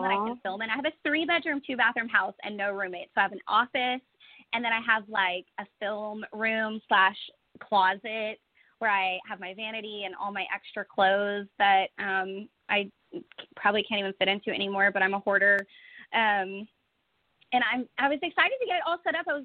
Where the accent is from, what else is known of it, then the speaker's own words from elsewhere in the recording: Fort Worth, Texas, United States; I just bought a house in Fort Worth, my hometown